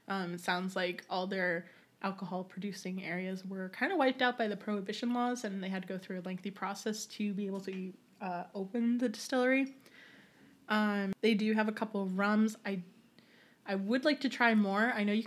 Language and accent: English; Dover, New Hampshire, United States